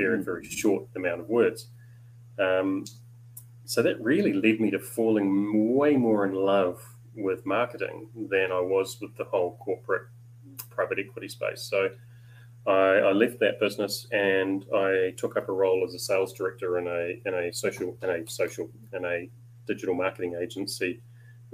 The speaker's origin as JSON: {"language": "English", "town": "Papakura", "region": "Auckland", "country": "New Zealand", "tie": "born or raised there", "said": "a big part of my upbringing was on a farm in the hills up above Papakura in South Auckland"}